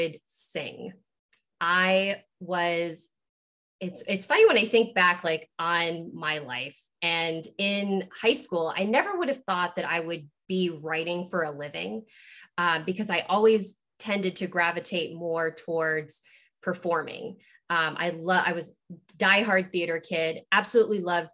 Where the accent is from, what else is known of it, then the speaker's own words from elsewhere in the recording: Maine, United States; moved away as an adult; also born or lived in Virginia / Pensacola, Florida; I was born in Virginia, but lived in Florida for like the first 6 years of my life before my parents, we moved to Maine.